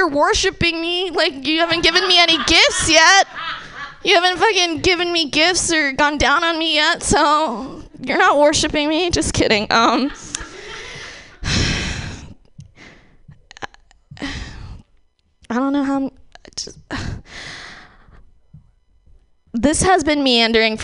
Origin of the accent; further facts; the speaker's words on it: Bay Area, California, United States; I grew up in the Bay Area.